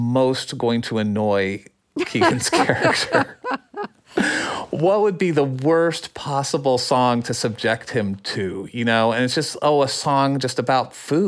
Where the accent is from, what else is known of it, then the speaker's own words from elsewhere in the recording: Phoenix, Arizona, United States; growing up in Phoenix